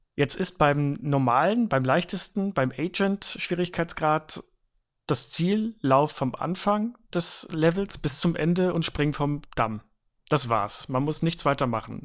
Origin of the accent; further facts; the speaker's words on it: Switzerland; moved away; ich habe in meiner Kindheit ja in der Schweiz gelebt